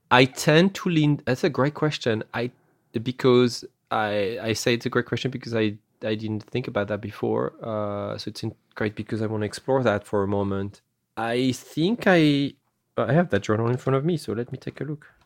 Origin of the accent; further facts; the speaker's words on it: France; accent: French; English is a second language; moved away; I have an accent because I come from France. I'm originally from France